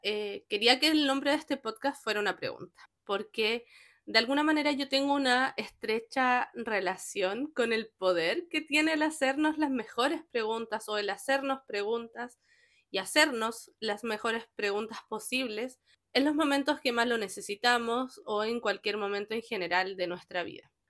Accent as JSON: {"language": "Spanish", "country": "Chile", "said": "soy chilena"}